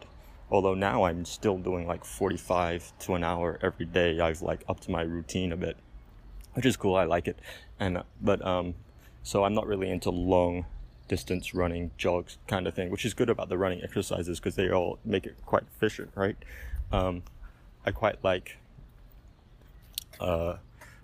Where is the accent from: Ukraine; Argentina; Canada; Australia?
Australia; moved away as an adult; also born or lived in Philippines / Mexico; now in Mazatlan, Mexico; my home country, Australia